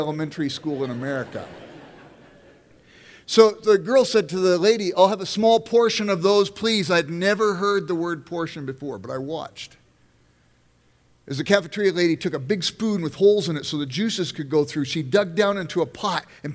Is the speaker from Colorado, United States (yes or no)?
no; Los Angeles, California, United States; now in Midwest, United States; I grew up in South Central Los Angeles